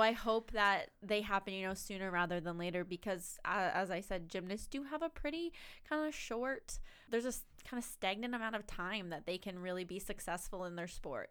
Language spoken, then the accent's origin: English; Canada; as a Canadian